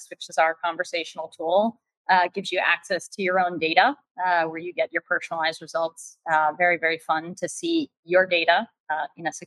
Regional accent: New York City, New York, United States; New York City

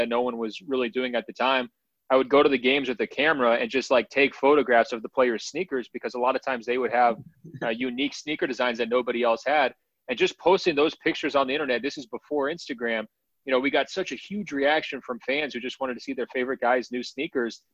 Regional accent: Portland, Oregon, United States; I had been born and raised in Portland

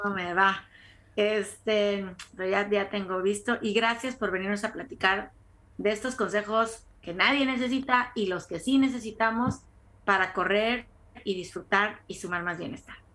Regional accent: Tampico, Tamaulipas, Mexico; moved away as an adult; now in United States; también soy de Tampico

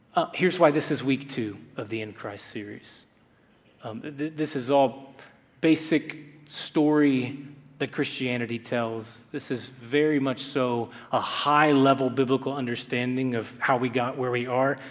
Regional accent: Texas, United States; I'm from Texas

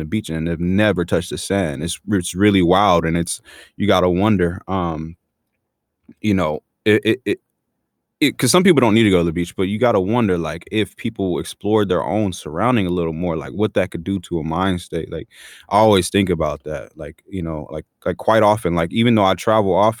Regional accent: San Diego, California, United States; also born or lived in National City / Chula Vista / Los Angeles; I grew up born and raised in San Diego

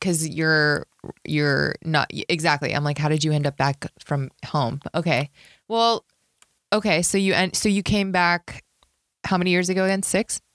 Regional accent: Las Vegas, Nevada, United States; moved away as an adult; now in Los Angeles, United States; I'm like an L A comic, but I'm from Vegas

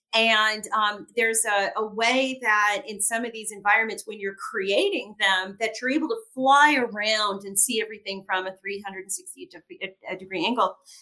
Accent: Gary, Indiana, United States; I was born in uh, Gary, Indiana, which was a steel mill town

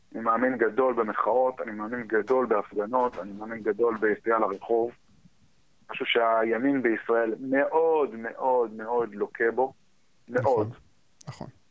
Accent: United States; now in Israel; אני כאילו גדלתי בארצות הברית, אז הרבה מה... הרבה מהווייב שלי הגיע משם בתור ילד

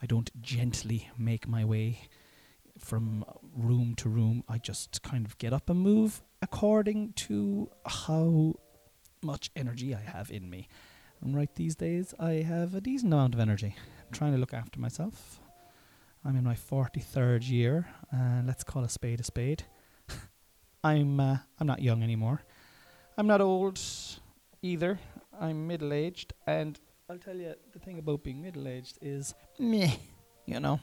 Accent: Ireland; I'm Irish and I generally do not pronounce my THs

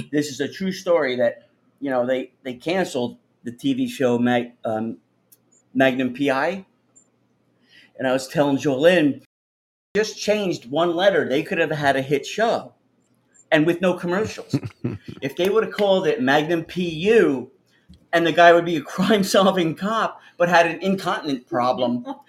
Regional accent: Bethlehem, Pennsylvania, United States; Oh, Pennsylvania. All right. I was from Bethlehem.

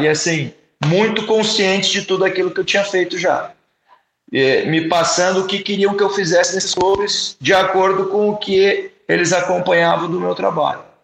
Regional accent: Curitiba, Paraná, Brazil; eu sou natural do Curitiba

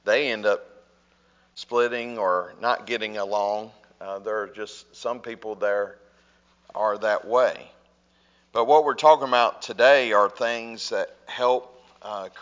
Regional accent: North Alabama, United States; I grew up in North Alabama, and I would say it's not too much different here.

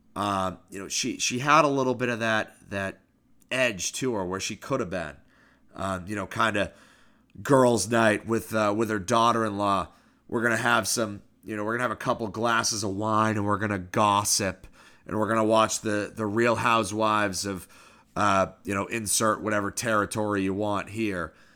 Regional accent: Newmarket, New Hampshire, United States; moved away; small town American life, Newmarket, New Hampshire

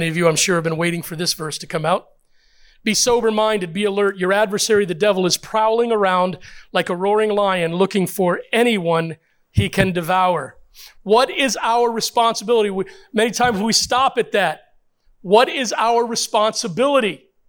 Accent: Puerto Rico; born there; First of all, I'm a minority. Secondly, I'm a Christian. Now, I was born in Puerto Rico, I think.

